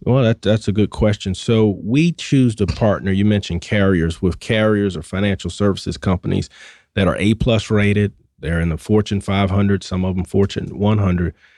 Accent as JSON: {"language": "English", "town": "Atlanta", "region": "Georgia", "country": "United States", "accent": "Southwest Atlanta", "said": "my Southwest Atlanta accent"}